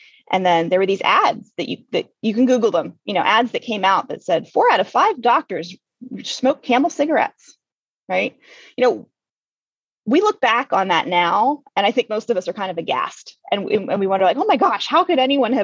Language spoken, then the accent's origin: English; Western Pennsylvania, United States; I grew up in Western PA where my dad worked in the strip mines out there.